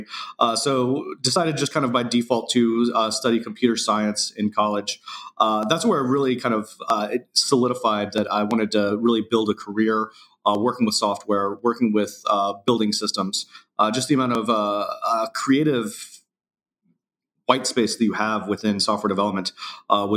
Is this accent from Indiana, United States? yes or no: yes; Indiana, United States; now in San Francisco, United States; I grew up in Indiana, kind of a small town